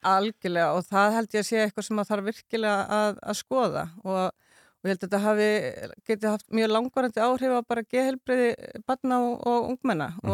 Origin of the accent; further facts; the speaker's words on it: Reykjavík, Capital Region, Iceland; moved away as an adult; also born or lived in Cambodia / Dublin, Ireland; ég sé alin upp í Vesturbænum.